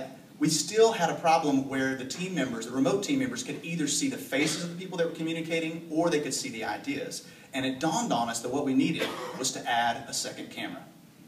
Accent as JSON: {"language": "English", "region": "the South", "country": "United States", "said": "I'm from the South"}